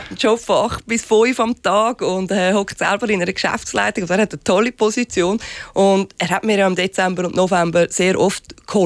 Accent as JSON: {"language": "German", "country": "Switzerland", "first_language": "Swiss German", "lives_now": "Germany", "said": "es ist auch jetzt gerade für mich unheimlich entspannend, Schweizerdeutsch zu reden. Weil das ist meine Muttersprache und nicht Hochdeutsch. Und das Schlimme ist halt einfach, ich bin in Deutschland immer ein Ausländer und in der Schweiz mittlerweile der Fremdgeher."}